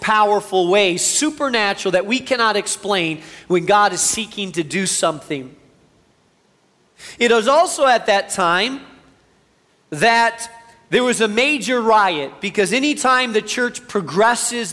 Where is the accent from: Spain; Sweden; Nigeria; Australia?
Spain; now in United States; I grew up in Spain, have a real heart for the Spanish community.